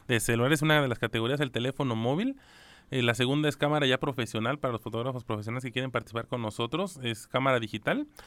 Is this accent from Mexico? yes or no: yes; Mexico; como mexicano